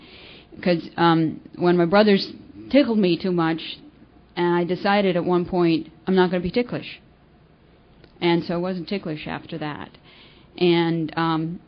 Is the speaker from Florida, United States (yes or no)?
yes; Florida, United States; also born or lived in California; I was born in California, and when I was 11, we moved to Florida, and so I grew up there